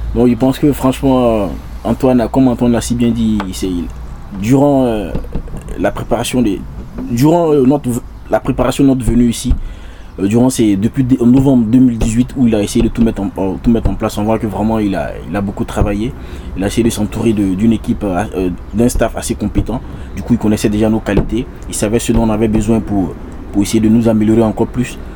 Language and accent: French; Burkina Faso; nous sommes des Burkinabés